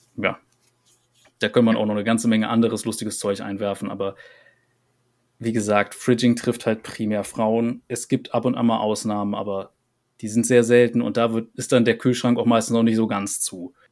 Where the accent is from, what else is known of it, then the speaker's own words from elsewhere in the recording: Rhineland, Germany; für mich als Rheinländer